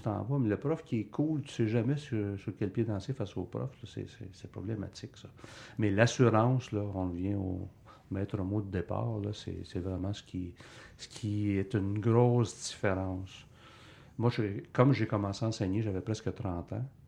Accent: Bay, Quebec, Canada; also born or lived in Sherbrooke; je suis originaire de Bay

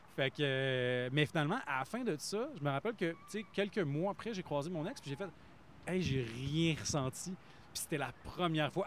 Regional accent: Plessisville, Quebec, Canada; j'ai grandi à Play Civil

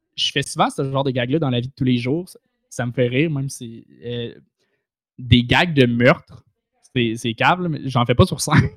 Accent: Saint-Eustache, Quebec, Canada; je viens de, de Saint-Eustache

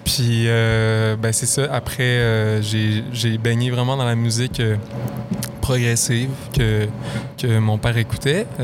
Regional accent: Lac-Beauport, Quebec, Canada; je viens de, Lac-Beauport

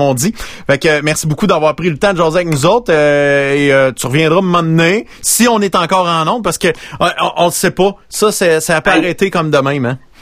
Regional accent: Princeville, Quebec, Canada; j'ai grandi à Princeville

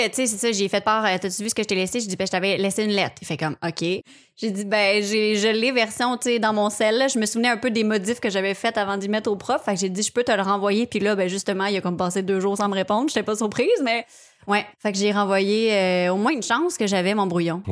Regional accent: Charlemagne, Quebec, Canada; je viens de Repentigny, ben, de Charlemagne, juste à côté

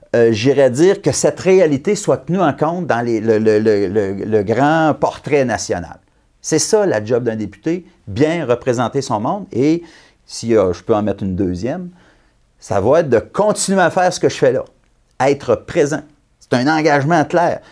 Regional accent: Abitibi, Quebec, Canada; je suis venu au monde en Abitibi, j'ai grandi en Abitibi

